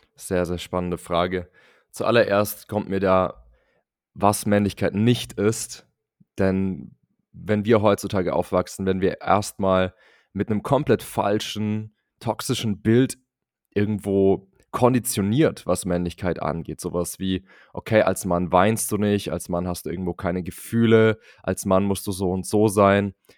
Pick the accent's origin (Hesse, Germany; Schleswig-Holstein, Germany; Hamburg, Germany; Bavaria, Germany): Bavaria, Germany; Munich; Ich komme aus München, bin dort im konservativen Bayern aufgewachsen